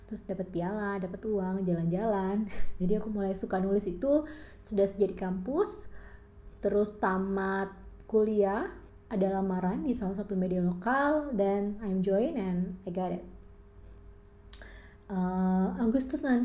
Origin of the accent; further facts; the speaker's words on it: Bengkulu, Indonesia; aku tinggal di Bengkulu lahir dan besar di Bengkulu kuliah di Bengkulu dan bekerja di Bengkulu, menikah dan berpisah pun di Bengkulu.